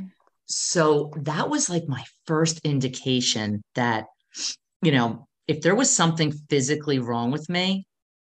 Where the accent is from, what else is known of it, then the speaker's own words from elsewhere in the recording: New Jersey, United States; I'm from New Jersey.